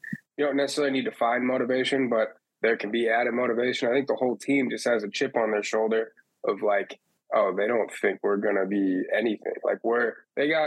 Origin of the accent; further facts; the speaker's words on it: St. Louis, Missouri, United States; growing up in St. Louis